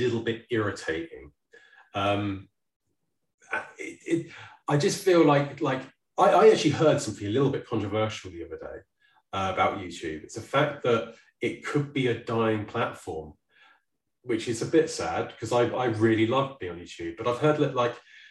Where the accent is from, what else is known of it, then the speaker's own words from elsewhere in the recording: Guildford, South East England, United Kingdom; moved away; also born or lived in United States; the day I moved back to Guildford